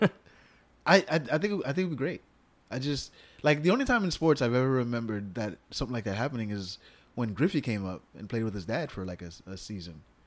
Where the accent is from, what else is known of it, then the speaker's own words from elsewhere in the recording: New York, United States; me being a New Yorker